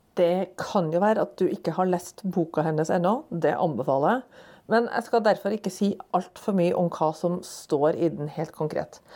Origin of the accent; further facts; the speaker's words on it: Trondheim, Trøndelag, Norway; moved away; Dessuten er jeg fra Trondheim